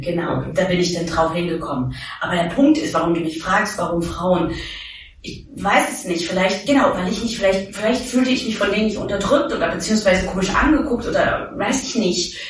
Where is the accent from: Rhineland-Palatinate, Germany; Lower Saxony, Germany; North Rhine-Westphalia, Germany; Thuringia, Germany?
Thuringia, Germany; also born or lived in New York; now in Berlin, Germany; Ich komme aus Thüringen.